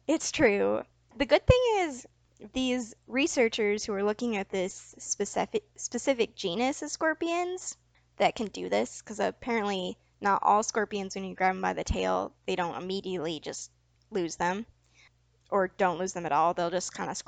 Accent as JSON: {"language": "English", "region": "Michigan", "country": "United States", "said": "I'm from Michigan. We don't have scorpions."}